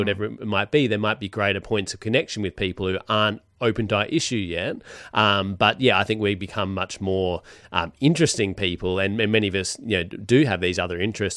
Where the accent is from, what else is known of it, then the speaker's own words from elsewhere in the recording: Perth, Western Australia, Australia; moved away; I come from Perth